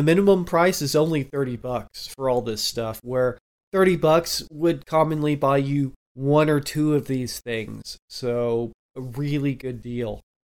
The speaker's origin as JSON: {"language": "English", "region": "Southwest", "country": "United States", "said": "Yeah, I'm from the Southwest."}